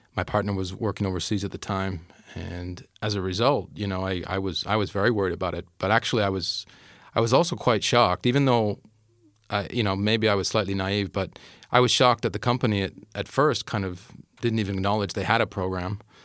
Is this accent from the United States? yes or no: no; Canada; moved away; I'm Canadian.